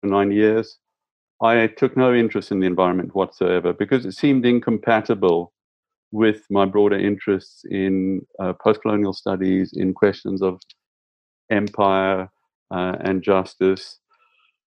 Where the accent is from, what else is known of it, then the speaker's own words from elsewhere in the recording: South Africa; I grew up in South Africa